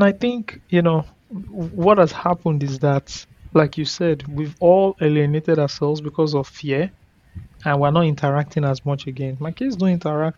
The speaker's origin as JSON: {"language": "English", "area": "Ikeja", "region": "Lagos", "country": "Nigeria", "tie": "born or raised there", "said": "growing up in Ikwaja"}